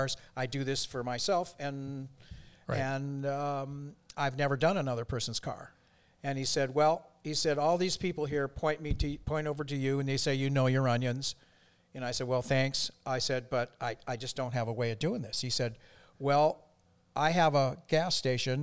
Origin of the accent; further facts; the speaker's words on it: Taylor, Michigan, United States; also born or lived in Dearborn, Michigan; I was born in Dearborn, and I was raised just outside of that, Dearborn Heights, Taylor, Michigan